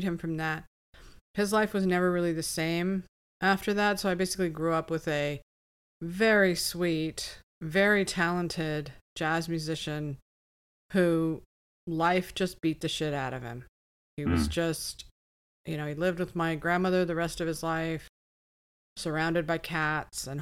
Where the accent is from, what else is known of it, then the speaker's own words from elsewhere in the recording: Topanga Canyon, California, United States; I grew up in Topanga Canyon